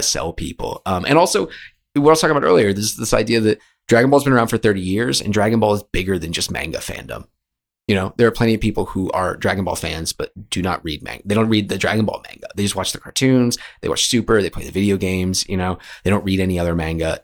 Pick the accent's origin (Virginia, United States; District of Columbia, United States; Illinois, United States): Virginia, United States; Richmond; moved away as an adult; also born or lived in New York; I'm from Richmond, Virginia, and I moved up to New York